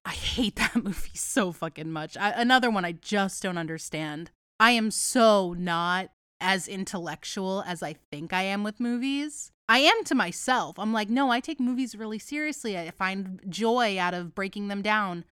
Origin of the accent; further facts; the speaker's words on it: United States; I am an uncultured American